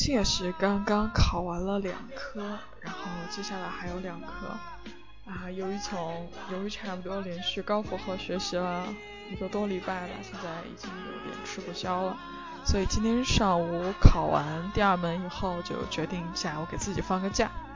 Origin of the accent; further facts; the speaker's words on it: China; 我们大陆人